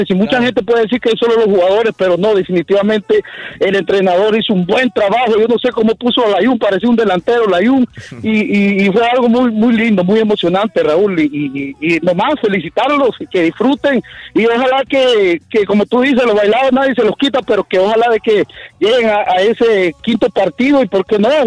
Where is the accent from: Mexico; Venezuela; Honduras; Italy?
Honduras; Yo le cuento a la muchacha que yo soy hondureño, ¿me entiendes?